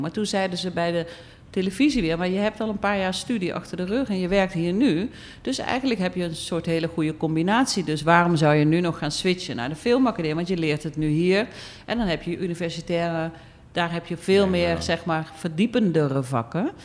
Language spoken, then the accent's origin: Dutch; Eindhoven, North Brabant, Netherlands; moved away as an adult; also born or lived in Utrecht / Amsterdam; now in Suriname; ik kom uit Brabant, Eindhoven. Ik ben geboren in een gezin